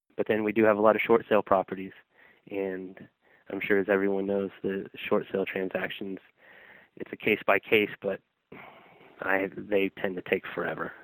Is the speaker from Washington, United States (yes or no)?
no; Sacramento, California, United States; the neighborhood that I grew up in in Sacramento